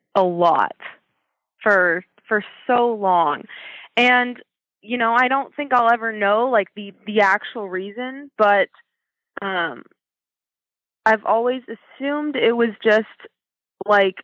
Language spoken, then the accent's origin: English; Oregon, United States; I'm born and raised in Oregon